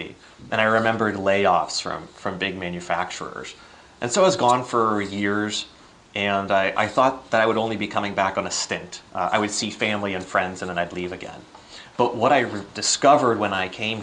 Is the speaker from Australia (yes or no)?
no; Northwest Pennsylvania, United States; also born or lived in Washington, D.C.; back in my home state here in Northwest PA